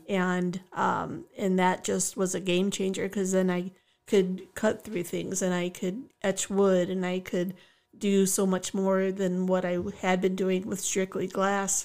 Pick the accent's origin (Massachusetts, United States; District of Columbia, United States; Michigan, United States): Michigan, United States; Oak Park; also born or lived in West Bloomfield, Michigan; grew up on the wild streets of Oak Park